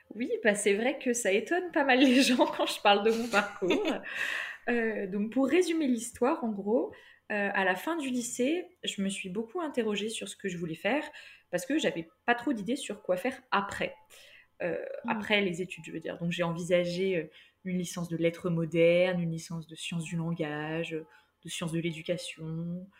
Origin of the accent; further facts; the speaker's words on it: Toulouse, Occitania, France; moved away as an adult; now in Lyon, France; je viens de Toulouse